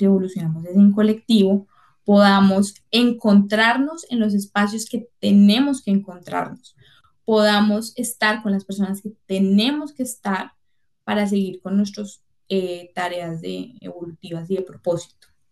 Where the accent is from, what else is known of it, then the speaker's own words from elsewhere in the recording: Cali, Valle del Cauca, Colombia; soy caleña